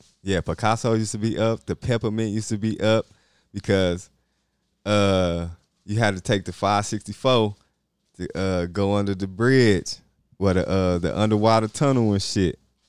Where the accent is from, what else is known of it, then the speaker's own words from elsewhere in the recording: Michigan, United States; also born or lived in Virginia; cause I'm from Michigan